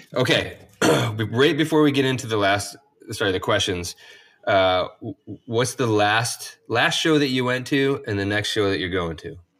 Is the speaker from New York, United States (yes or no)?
yes; upstate New York, United States; also born or lived in Long Beach / Portland, Oregon; now in Santa Cruz, United States; growing up in upstate New York, fairly close to Vermont